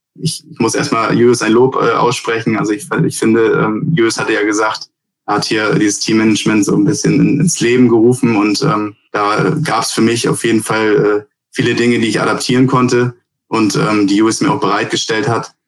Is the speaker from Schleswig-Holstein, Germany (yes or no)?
yes; Bad Segeberg, Schleswig-Holstein, Germany; also born or lived in United States; wenn mich jemand fragt, wo ich herkomme, dann herkomme, dann sage ich auch äh, meistens Bad Segeberg